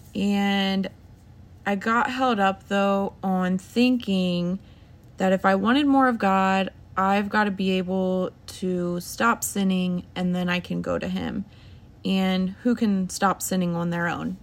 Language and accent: English; Ohio, United States; I'm thirty-two, and, um, we're from Ohio.